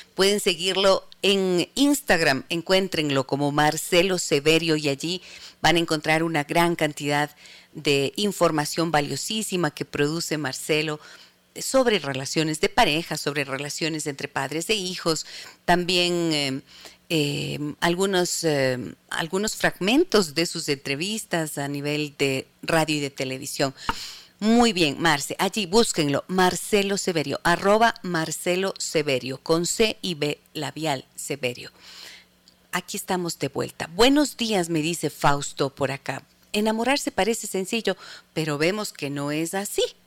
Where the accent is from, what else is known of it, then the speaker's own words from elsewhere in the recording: Ibarra, Imbabura, Ecuador; desde la ciudad de Ibarra, mi tierra.